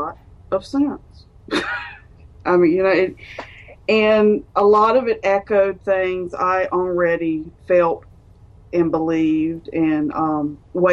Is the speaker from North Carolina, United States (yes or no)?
yes; North Carolina, United States; also born or lived in Charlotte, North Carolina; I was born and raised in North Carolina, still live in North Carolina